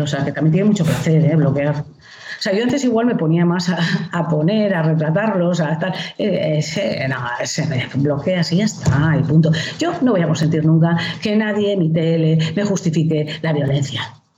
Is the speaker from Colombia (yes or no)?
no; Basque Country, Spain; moved away as an adult